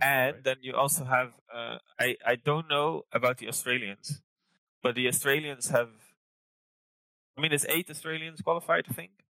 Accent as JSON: {"language": "English", "area": "near Rotterdam", "region": "South Holland", "country": "Netherlands", "tie": "born or raised there", "also_born_or_lived": "Lancaster, United Kingdom", "lives_now": "Amsterdam, Netherlands", "said": "I grew up near Rotterdam"}